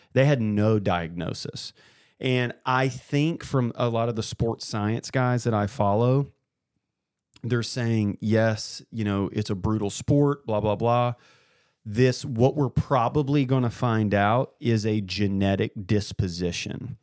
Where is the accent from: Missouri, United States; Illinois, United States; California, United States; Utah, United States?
Missouri, United States; Columbia; I grew up in Columbia